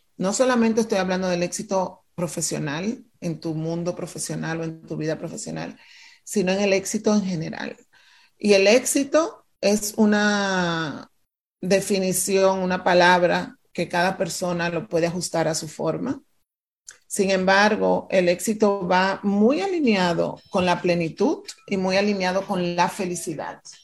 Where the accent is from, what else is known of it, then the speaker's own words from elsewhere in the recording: Dominican Republic; moved away; yo nací frente al mar, me mudé de República Dominicana